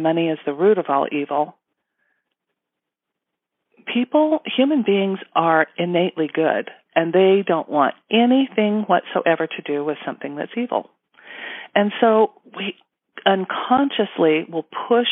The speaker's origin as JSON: {"language": "English", "region": "Utah", "country": "United States", "tie": "born or raised there", "said": "I was born and raised in Utah"}